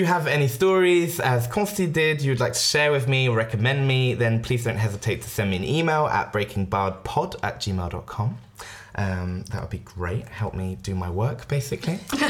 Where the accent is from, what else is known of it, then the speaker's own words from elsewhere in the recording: France; We all English growing up in France. We all kind of gravitated towards each other.